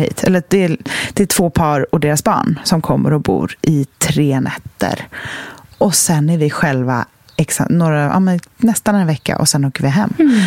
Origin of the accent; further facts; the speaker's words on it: Sweden; traditionerna som vi svenskar har